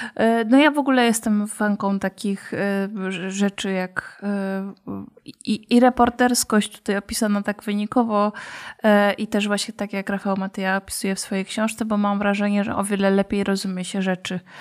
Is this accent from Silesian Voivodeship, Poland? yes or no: yes; Katowice, Silesian Voivodeship, Poland; u nas w Katowicach